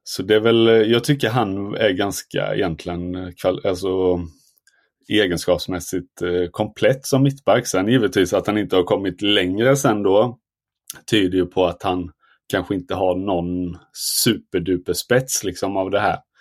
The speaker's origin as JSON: {"language": "Swedish", "region": "Småland", "country": "Sweden", "said": "jag som smålänning"}